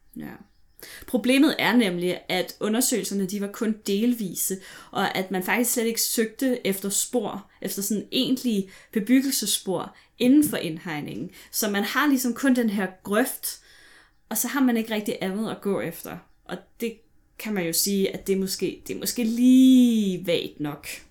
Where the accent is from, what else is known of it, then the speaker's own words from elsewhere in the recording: Vestegnen, Capital Region of Denmark, Denmark; jeg er vokset op på Vestegnen